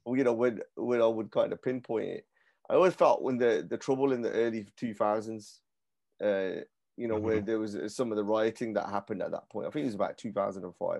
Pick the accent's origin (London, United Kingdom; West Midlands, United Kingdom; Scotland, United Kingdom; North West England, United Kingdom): West Midlands, United Kingdom; Birmingham; I'm from, I was born and bred in Handsworth as well